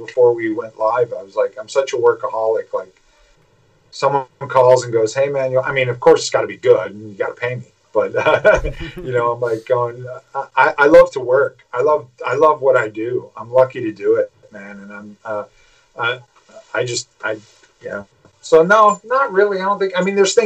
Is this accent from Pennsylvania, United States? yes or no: yes; Pittsburgh, Pennsylvania, United States; I'm from Pittsburgh